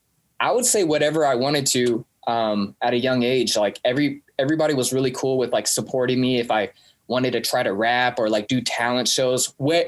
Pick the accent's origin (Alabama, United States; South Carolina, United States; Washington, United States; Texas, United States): Washington, United States; Kent; also born or lived in Fort Smith, Arkansas; I grew up in Seattle with David and Andrew, Kent, Washington.